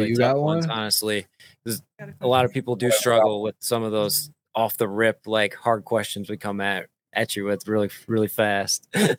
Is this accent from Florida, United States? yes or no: no; Michigan, United States; Oh, we're from Michigan.